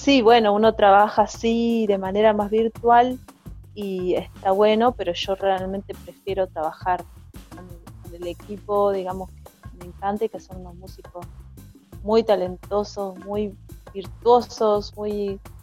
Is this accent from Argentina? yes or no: yes; González Catán, Buenos Aires Province, Argentina; yo crecí en, González Catán